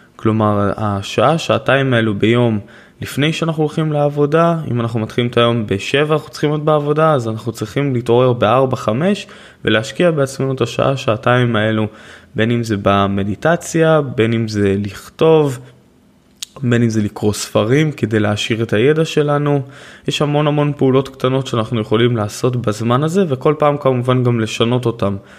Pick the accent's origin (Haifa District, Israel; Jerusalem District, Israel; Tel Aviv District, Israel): Haifa District, Israel; Haifa; אני נולדתי בעיר